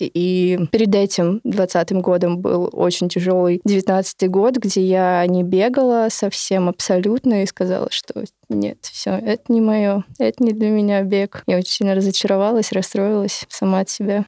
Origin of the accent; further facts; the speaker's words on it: Krasnodar Krai, Russia; я, наверное, представляю южный регион нашей страны, потому что я не из Москвы